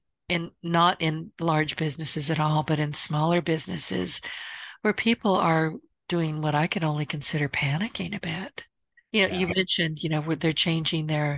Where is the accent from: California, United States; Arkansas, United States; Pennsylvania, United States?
California, United States; San Francisco; I was born and raised in San Francisco